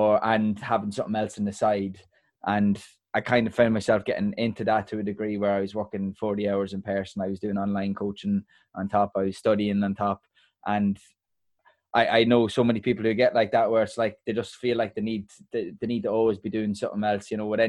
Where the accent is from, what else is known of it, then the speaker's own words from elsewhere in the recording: Dundalk, County Louth, Ireland; moved away as an adult; also born or lived in London; I'm from Dundalk, small town, and I moved to London, and London's very busy.